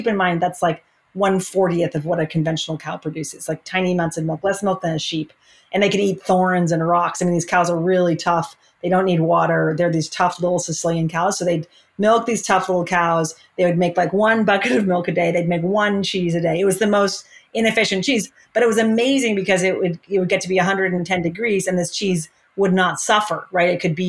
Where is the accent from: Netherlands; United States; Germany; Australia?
Germany; born there; moved away; also born or lived in London, United Kingdom; I was born in Germany. My parents are American, but they lived in Germany for a decade. I lived in London for a couple of years growing up.